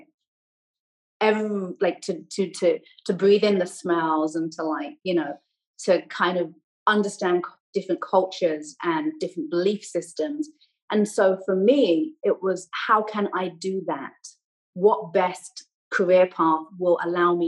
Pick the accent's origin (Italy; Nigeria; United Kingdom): United Kingdom; Buckinghamshire, South East England; accent: English; also born or lived in Canada; now in Los Angeles, United States; Growing up in Buckinghamshire, which now I love, was so confining.